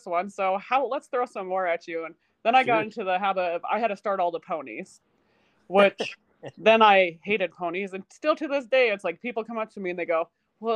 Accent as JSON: {"language": "English", "region": "Utah", "country": "United States", "tie": "born or raised there", "also_born_or_lived": "Colorado"}